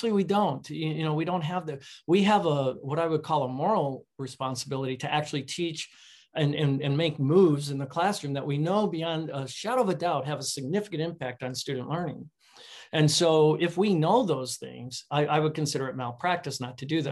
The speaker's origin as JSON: {"language": "English", "town": "Chicago", "region": "Illinois", "country": "United States", "tie": "born or raised there", "said": "I grew up in Chicago"}